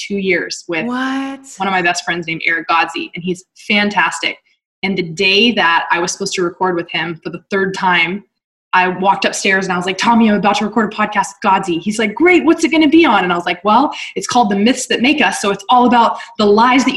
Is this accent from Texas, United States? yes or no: yes; Texas, United States; moved away as an adult; also born or lived in Dallas / Utah; Dallas wasn't my hometown when I was living there, but Texas as a whole